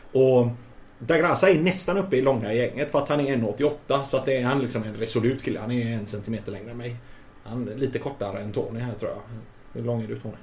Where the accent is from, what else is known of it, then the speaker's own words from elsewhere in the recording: Gothenburg, Västra Götaland, Sweden; moved away; jag är ju från Hisings Backa